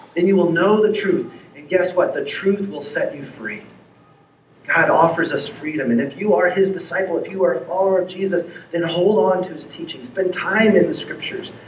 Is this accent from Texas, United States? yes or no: yes; Texas, United States; moved away as an adult; also born or lived in Seattle / Los Angeles; my wife and I, if you don't know our story, we grew up in Texas